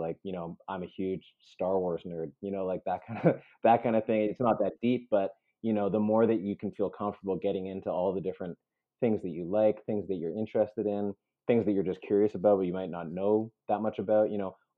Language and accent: English; Canada; also born or lived in Peru; I was born in Peru. And so I came to Canada as a baby